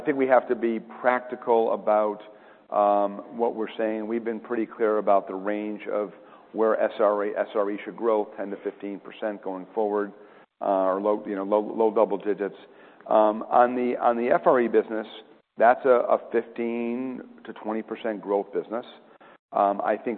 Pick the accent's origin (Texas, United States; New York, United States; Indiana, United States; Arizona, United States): New York, United States; Rochester; I grew up in Rochester, New York